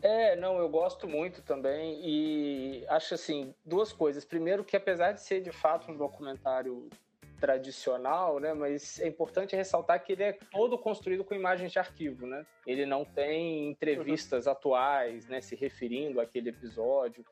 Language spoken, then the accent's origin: Portuguese; Brazil; nós, enquanto brasileiros